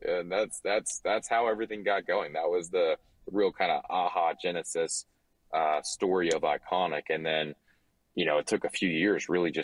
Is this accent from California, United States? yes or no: no; Louisiana, United States; I'm from Louisiana